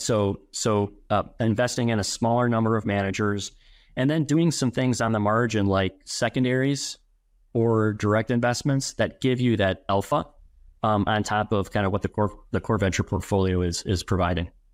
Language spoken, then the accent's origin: English; Madison, Wisconsin, United States; born and raised in Madison